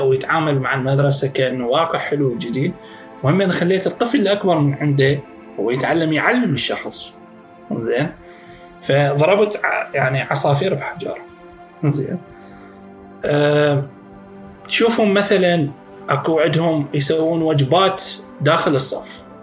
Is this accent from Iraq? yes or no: yes; Iraq; عندنا بالعراق